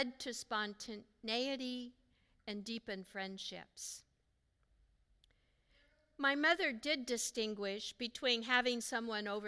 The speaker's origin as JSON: {"language": "English", "region": "Pacific Northwest", "country": "United States", "tie": "born or raised there", "said": "Growing up in the Pacific Northwest"}